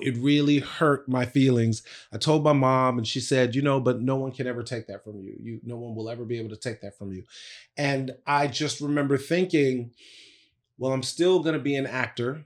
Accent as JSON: {"language": "English", "town": "Bladensburg", "region": "Maryland", "country": "United States", "tie": "born or raised there", "said": "I grew up in Bladensburg, Maryland."}